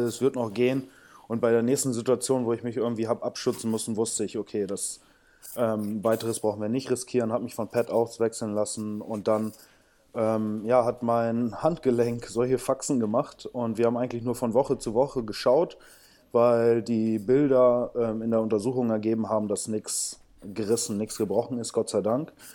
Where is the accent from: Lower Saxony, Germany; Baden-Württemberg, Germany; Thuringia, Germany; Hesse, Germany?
Lower Saxony, Germany; Bramsche; also born or lived in São Paulo, Brazil; ich bin in Bramsche Osnabrück aufgewachsen